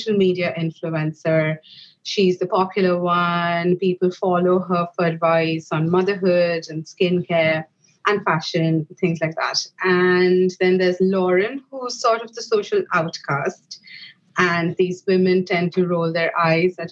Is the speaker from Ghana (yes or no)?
no; India; moved away as an adult; now in Ireland; we're both from India